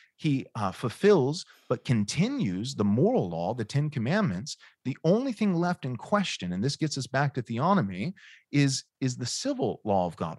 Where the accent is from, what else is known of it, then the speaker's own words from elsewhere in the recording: United States; I'm an American